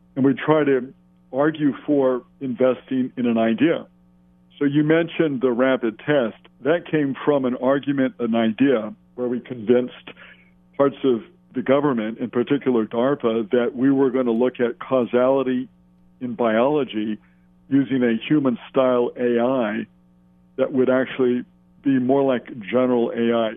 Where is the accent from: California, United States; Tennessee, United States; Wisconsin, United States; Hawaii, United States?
Hawaii, United States; we're just guys from Hawaii and girls from Hawaii